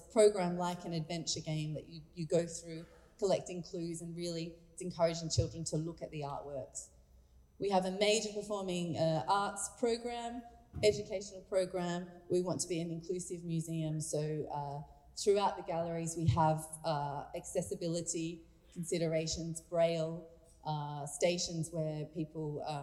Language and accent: English; Australia; now in Abu Dhabi, United Arab Emirates; as an Australian who is not fluent in French nor Arabic